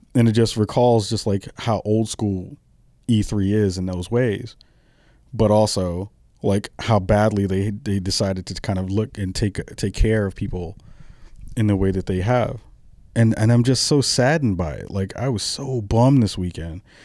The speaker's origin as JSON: {"language": "English", "region": "New York", "country": "United States", "tie": "born or raised there", "said": "I'm a kid from the, the early, I'm sorry, the late seventies who was born and raised in New York"}